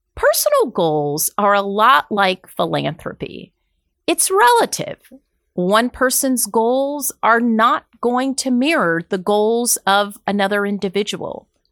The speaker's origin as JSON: {"language": "English", "region": "Deep South", "country": "United States", "said": "I'm from the Deep South"}